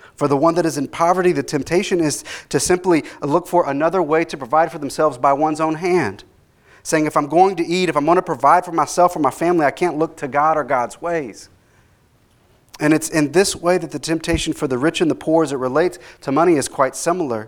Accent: Dallas, Texas, United States; I grew up in Dallas, so I grew up during the time of Robert Tilton

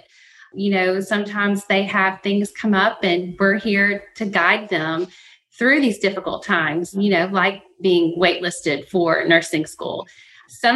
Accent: Mobile, Alabama, United States; I'm from Mobile, Alabama

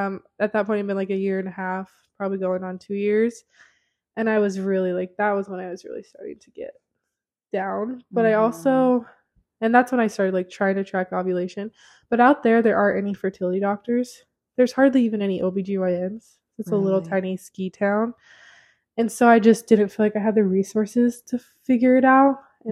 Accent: Idaho Falls, Idaho, United States; moved away; That's my hometown.

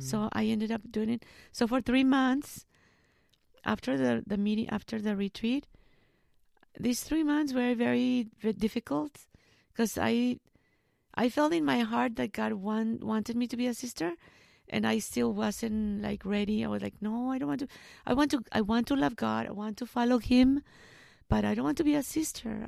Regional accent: Arandas, Jalisco, Mexico; English is a second language; moved away as an adult; also born or lived in Guadalajara, Mexico; now in United States; I was born in Guadalajara, but I live in Arandas um, all my life.

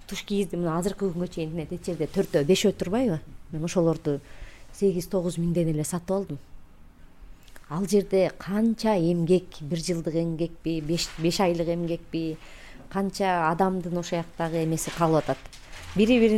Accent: Kyrgyzstan; биз кыргызбыз

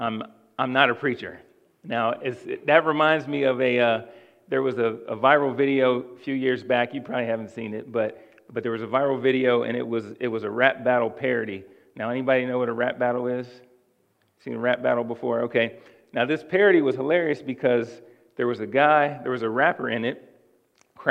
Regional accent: Cincinnati, Ohio, United States; I'm originally from Cincinnati

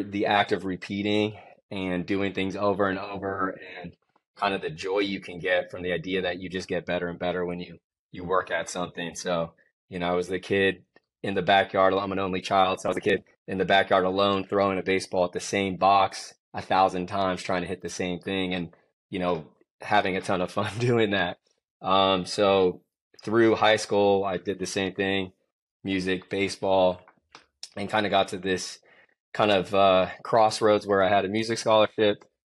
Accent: San Francisco, California, United States; I come back to the Bay Area, which is where I'm from. I was born in San Francisco

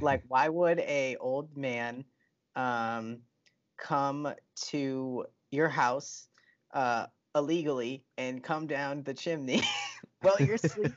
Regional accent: United States; I'm an American

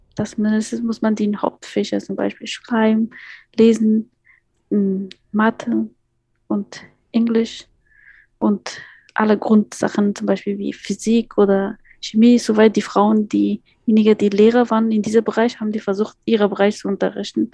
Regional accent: Kabul, Afghanistan; German is a second language; moved away as an adult; now in Potsdam, Germany; ich bin in Afghanistan in Kabul geboren, aufgewachsen auch in Kabul. Als ich nach Deutschland gekommen bin, ich war 18 Jahre alt

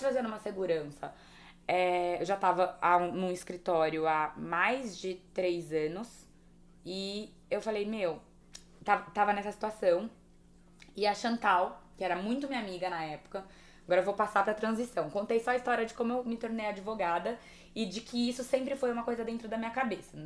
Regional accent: São José do Rio Preto, São Paulo, Brazil; eu sou do interior de São José do Rio Preto.

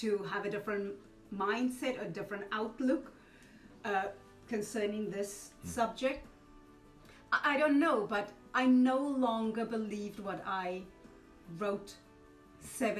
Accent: South Africa; now in Wales, United Kingdom; I'm a South African, more Welsh, but I'm South African. I'm saying more Welsh because I haven't lived in that country for so long.

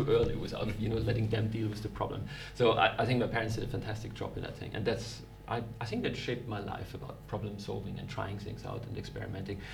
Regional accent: Vienna, Austria; moved away as an adult; also born or lived in Munich, Germany; now in Germany; I'm actually from Austria. I was born and raised in Vienna in Austria.

